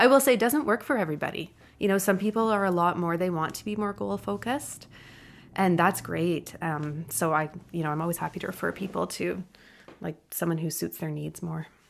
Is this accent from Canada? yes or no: yes; Ontario, Canada; now in British Columbia, Canada; I'm from Ontario